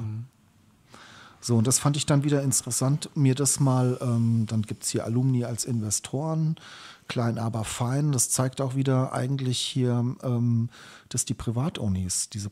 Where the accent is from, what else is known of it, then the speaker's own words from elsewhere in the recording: Schlüchtern, Hesse, Germany; ich bin aufgewachsen in Schlüchtern